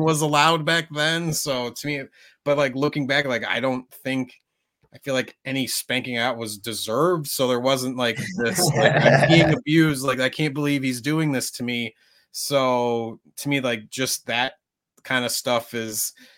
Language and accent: English; Minnesota, United States; I grew up in Minnesota, which was a very white area